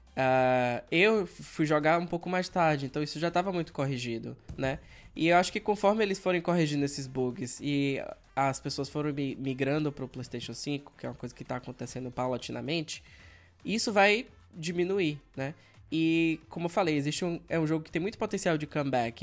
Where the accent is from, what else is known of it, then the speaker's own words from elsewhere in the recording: Feira de Santana, Bahia, Brazil; also born or lived in Salvador; Eu saí do interior, na época Feira de Santana, e fui para morar na capital, né? Passei no vestibular, fui morar na capital, Salvador.